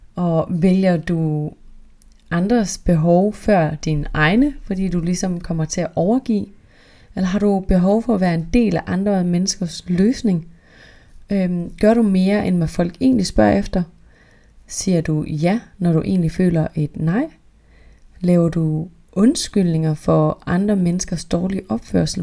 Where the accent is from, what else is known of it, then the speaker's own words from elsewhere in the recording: North Jutland, North Denmark Region, Denmark; jeg er virkelig fra Nordjylland